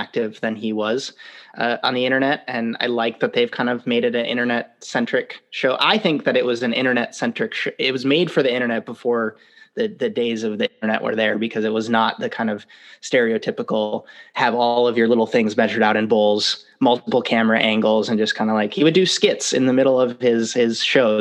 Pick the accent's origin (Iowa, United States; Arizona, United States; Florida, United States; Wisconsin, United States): Wisconsin, United States; moved away as an adult; also born or lived in East Coast, United States / West Coast, United States; now in Seattle, United States; So I grew up in Wisconsin, so the Midwest of the U.S.